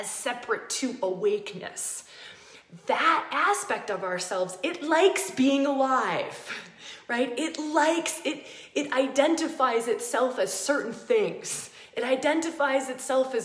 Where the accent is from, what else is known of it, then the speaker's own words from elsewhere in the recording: United States; moved away as an adult; also born or lived in Australia; I grew up in America. I moved to Australia and I lived there for 10 years.